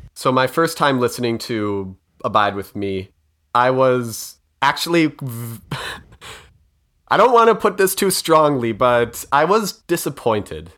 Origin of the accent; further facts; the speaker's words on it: Minnesota, United States; I'm Minnesotan